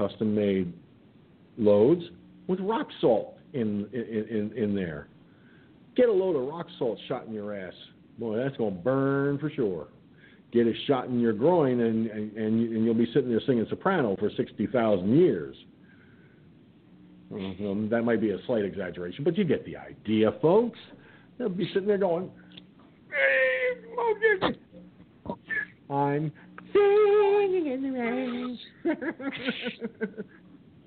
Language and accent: English; Peekskill, New York, United States; small places like Peekskill, New York, my hometown